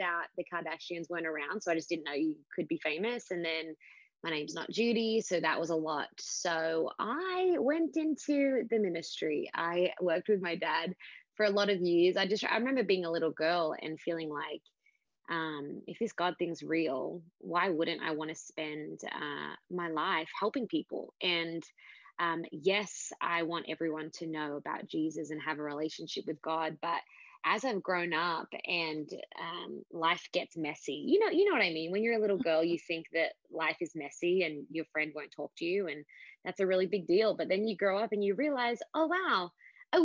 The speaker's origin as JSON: {"language": "English", "town": "Sydney", "region": "New South Wales", "country": "Australia", "tie": "born or raised there", "said": "I am an Aussie chick, was born in Sydney, Australia, grew up in a place called the Shire"}